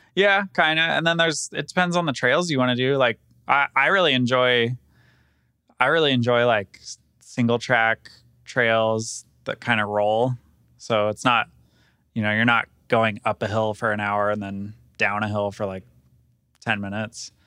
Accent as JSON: {"language": "English", "town": "Sacramento", "region": "California", "country": "United States", "tie": "born or raised there", "moved": "yes", "lives_now": "Colorado, United States", "said": "I grew up in Sacramento, so I would go ride around, like, Tahoe and Auburn and those areas"}